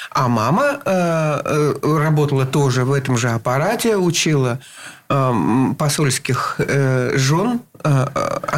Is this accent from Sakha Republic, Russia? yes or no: no; Saint Petersburg, Russia; Э, это было где-то, ну, может быть, на Суворовском проспекте в роддоме. И там же где-то и жил. А жил я, да, родился я на стахановцев.